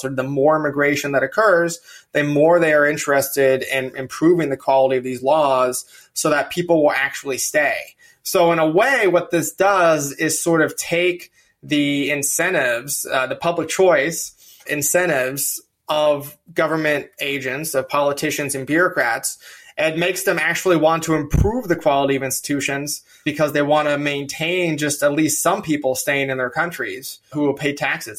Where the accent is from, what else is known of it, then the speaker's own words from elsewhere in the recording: California, United States; now in Virginia, United States; I'm from California